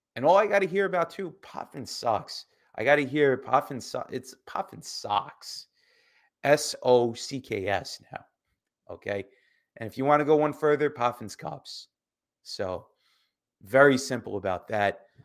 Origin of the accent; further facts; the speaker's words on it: United States; as an American growing up